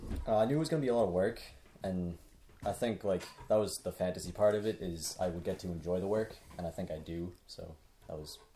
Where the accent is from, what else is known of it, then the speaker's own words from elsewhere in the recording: Massachusetts, United States; I'm from Massachusetts